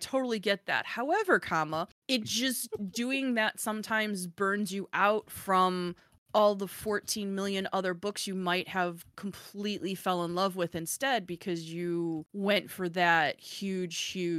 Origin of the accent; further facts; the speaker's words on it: Chicago, Illinois, United States; I'm Chicago blunt. Love it or not, I'm originally from Chicago and I've had so many people be like, wow, you're really blunt.